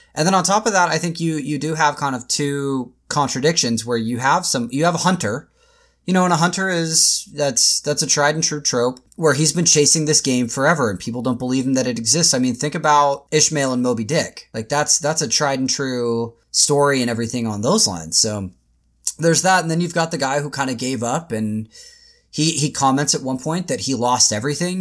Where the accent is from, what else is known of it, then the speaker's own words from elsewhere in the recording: Tacoma, Washington, United States; also born or lived in Portland; I grew up in Tacoma, Washington, which is just like an hour south of Seattle